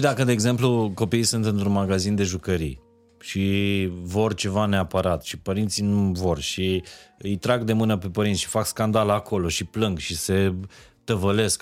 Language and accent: Romanian; Transylvania, Romania; eu sunt din Ardeal